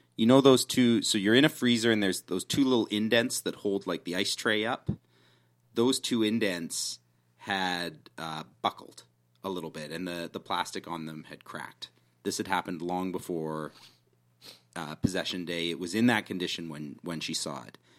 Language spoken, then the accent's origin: English; Canada; being Canadian